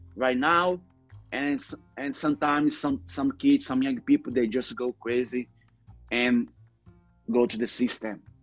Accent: Rio de Janeiro, Brazil; English is a second language; I grew up in Cantagalo, you know, favela in Rio de Janeiro.

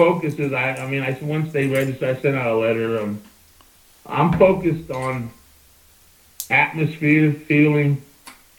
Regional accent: Dunbar, Pennsylvania, United States; Dunbar, Pennsylvania, where I'm from, it's you know, it's not a big town

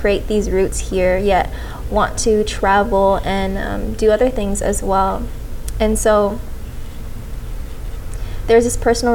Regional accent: Las Vegas, Nevada, United States; I've grown up in Vegas. I've been here most of my life

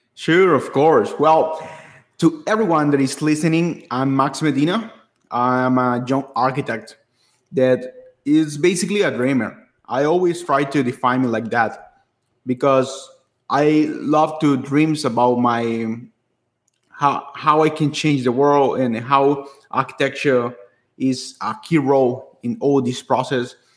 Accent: San Pedro Sula, Cortés, Honduras; a university in my hometown in Honduras

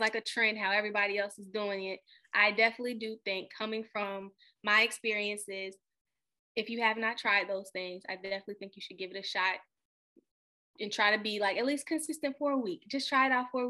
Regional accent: Richmond, Virginia, United States; moved away as an adult; also born or lived in Newport News, Virginia; now in Maryland, United States; I'm from Richmond, but I went straight to Maryland basically after graduation

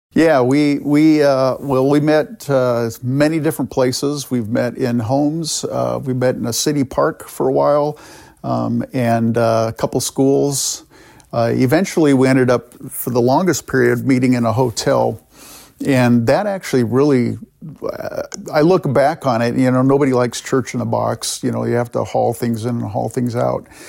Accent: California, United States; moved away as an adult; also born or lived in Canada; now in Rochester, United States; My parents emigrated from the Netherlands to Canada. I was born there. And then they emigrated with our family, uh, to California

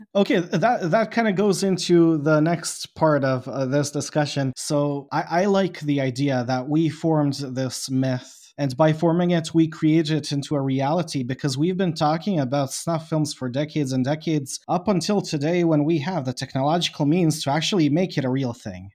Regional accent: Bosnia & Herzegovina; I am from Bosnia

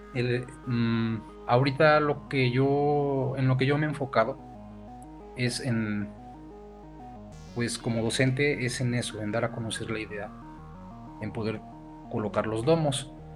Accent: Perote, Veracruz, Mexico; nosotros como peroteños y como veracruzanos y como mexicanos también

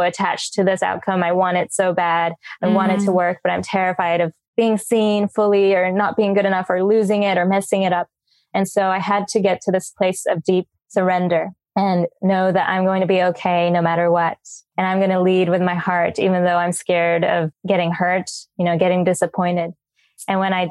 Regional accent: United States; now in Bali, Indonesia; I'm originally from America, living in Bali.

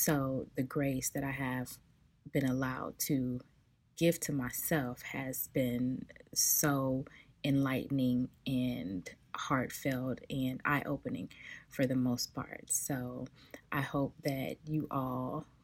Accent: Los Angeles, California, United States; now in Atlanta, United States; I am originally from South Central Los Angeles, born and raised

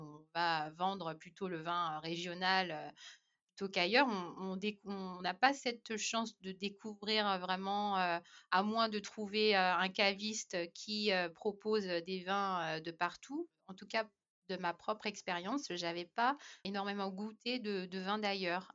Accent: France; moved away as an adult; also born or lived in Ireland / Australia; en tant que Français

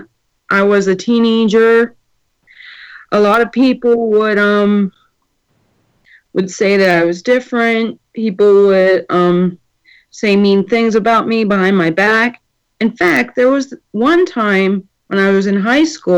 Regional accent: Manchester, United States; I'm from Manchester, Pennsylvania.

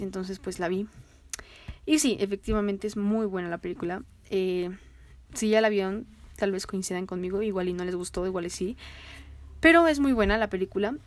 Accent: Mexico; así como somos nosotros los mexicanos

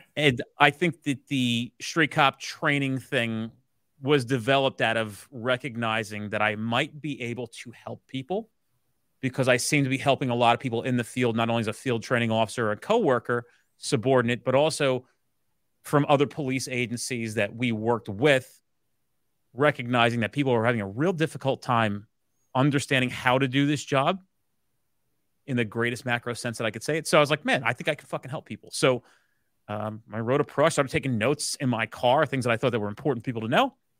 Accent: New Jersey, United States; I'm a New Jersey based boy who grew up here, uh, has no intention of leaving here

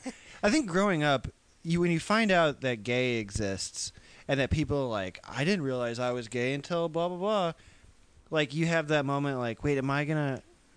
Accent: Iowa, United States; moved away as an adult; now in Los Angeles, United States; I grew up in Iowa.

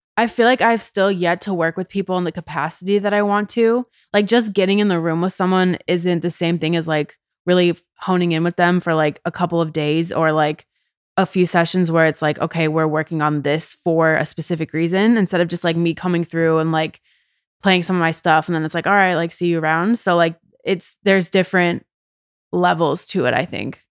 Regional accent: Edina, Minnesota, United States; moved away as an adult; also born or lived in Chicago; now in Los Angeles, United States; I am from a city in the state of Minnesota called Edina. It's a suburb of Minneapolis.

